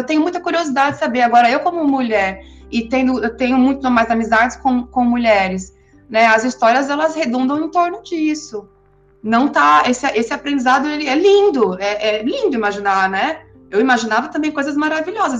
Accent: São Paulo, Brazil; de São Paulo, que é de onde eu sou

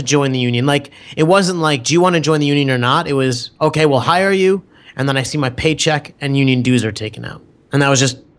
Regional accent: Metuchen, New Jersey, United States; Oh, no. It was Metuchen Public Library.

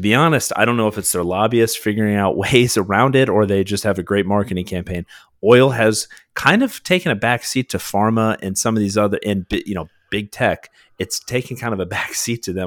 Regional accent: United States; as an American people

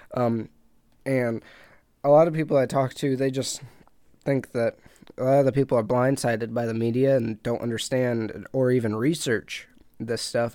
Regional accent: United States; I'm American

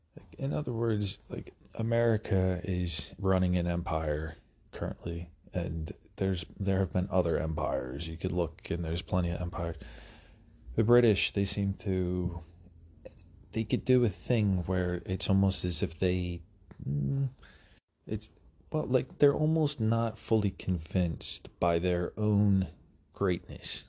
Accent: United States; as an American

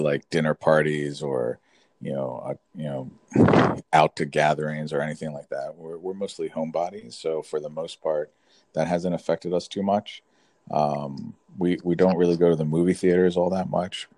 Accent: Florida, United States; moved away as an adult; also born or lived in California; I was born and raised in Florida, so I came back to Florida

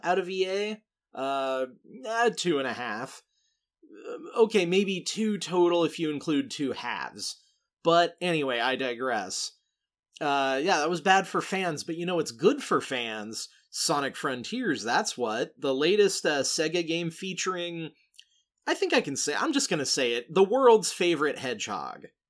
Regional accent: Laika's headquarters town, Oregon, United States; my hometown

